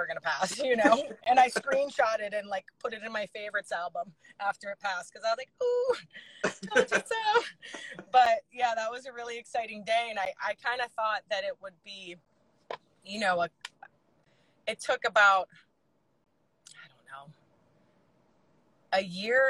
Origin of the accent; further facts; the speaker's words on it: Alabama, United States; moved away; I'm from the South. I'm from Alabama